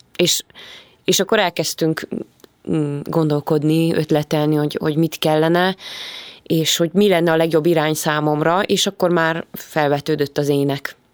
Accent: Gödöllő, Pest, Hungary; Ugye én gödöllői vagyok, és tulajdonképpen az egész gyerekkoromat gödöllön töltöttem

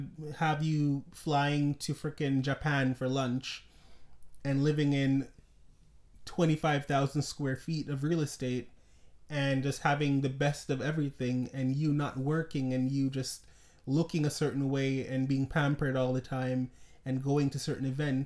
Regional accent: Jamaica; I was born in Jamaica

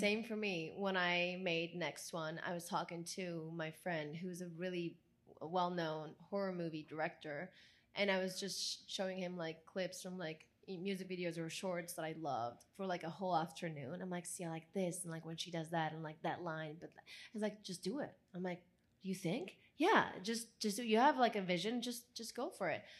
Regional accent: Italy; English is a second language; moved away as an adult; now in Los Angeles, United States

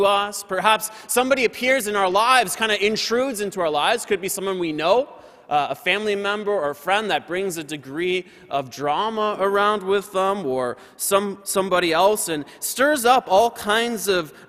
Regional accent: Windsor, Ontario, Canada; Windsor, Ontario. That's my hometown, where I'm from.

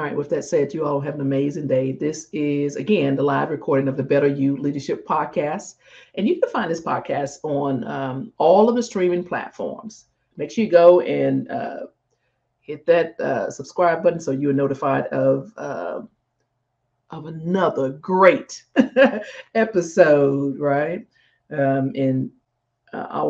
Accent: Jackson, Mississippi, United States; Jackson, Mississippi, my hometown, Jackson, Mississippi.

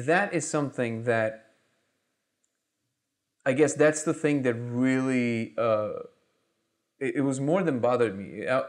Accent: Israel; also born or lived in Russia; Because I was born in Russia, I grew up in Israel.

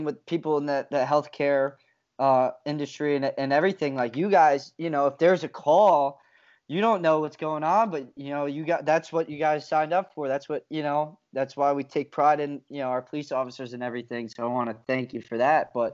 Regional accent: South Plainfield, New Jersey, United States; South Plainfield, New Jersey, my hometown

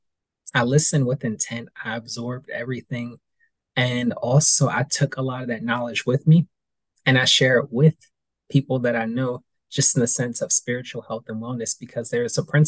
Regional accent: East Coast, United States; growing up in a school system on the East Coast

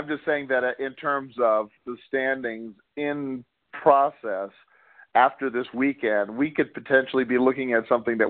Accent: Houston, Texas, United States; also born or lived in Corpus Christi, Texas; now in Arizona, United States; who I've rooted for growing up in Houston and Texas.

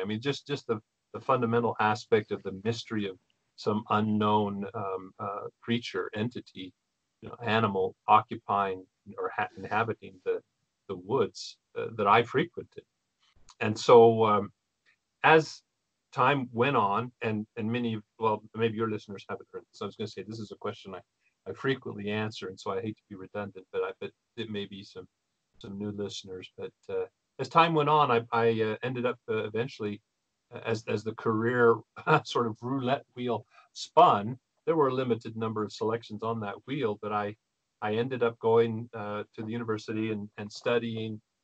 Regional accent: Spokane, Pacific Northwest, United States; I grew up in the in the Pacific and Intermountain West here of North America

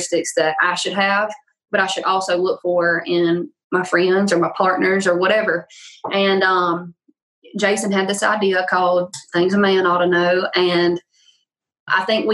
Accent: Louisiana, United States; accent: thick accent; now in Nashville, United States; I'm from

